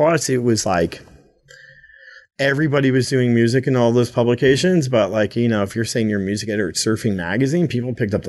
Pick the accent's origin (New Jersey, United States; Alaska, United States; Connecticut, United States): New Jersey, United States; Toms River; growing up in Tom's River in the 80s